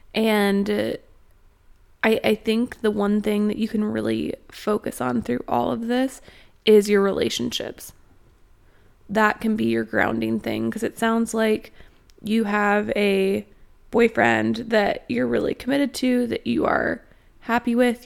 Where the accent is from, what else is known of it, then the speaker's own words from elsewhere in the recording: Austin, Texas, United States; moved away as an adult; now in Northwest Arkansas, United States; I was born in Austin, Texas, and I've spent a lot of time in Austin.